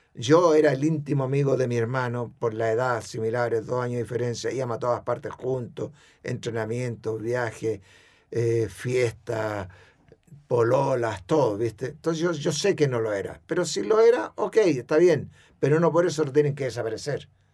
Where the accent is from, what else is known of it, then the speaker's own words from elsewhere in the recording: Chile; fui el mejor chileno